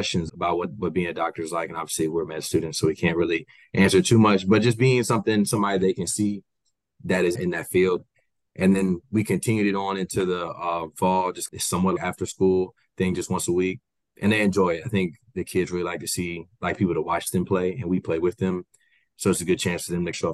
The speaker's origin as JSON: {"language": "English", "town": "Baton Rouge", "region": "Louisiana", "country": "United States", "also_born_or_lived": "Houston", "lives_now": "New Orleans, United States", "said": "I'm from Baton Rouge, Louisiana"}